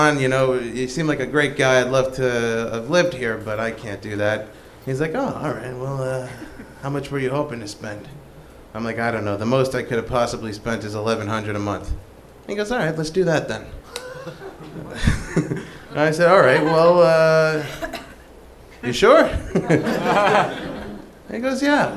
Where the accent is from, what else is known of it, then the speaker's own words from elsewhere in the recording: New York City, New York, United States; moved away; originally from Queens